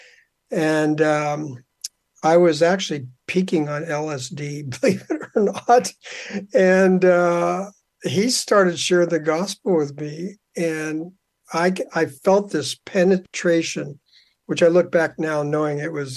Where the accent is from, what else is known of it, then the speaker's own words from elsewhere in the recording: Southern California, United States; now in Calgary, Canada; I grew up in Southern California. So I'm actually an American, got dual citizenship